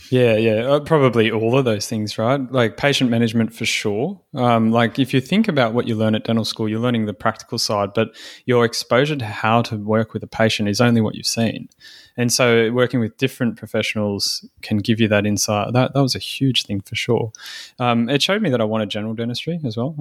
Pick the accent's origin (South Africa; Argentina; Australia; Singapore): Australia; Sydney, New South Wales; moved away as an adult; now in Port Macquarie, Australia; I'm from Sydney.